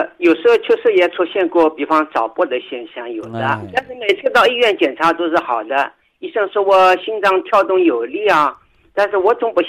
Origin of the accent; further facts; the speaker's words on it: Changzhou, Jiangsu, China; 我是江苏常州的，